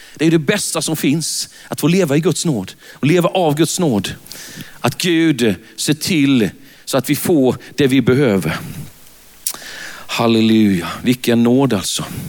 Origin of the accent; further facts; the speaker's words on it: Värnamo, Jönköping County, Sweden; accent: Värnamo dialect; jag är född i Värnamo. Det, det går inte att ta miste på det när man är ute i landet. Så säger de, när de lyssnar på en, ja mm, vi hör på din dialekt att du är från Värnamo, säger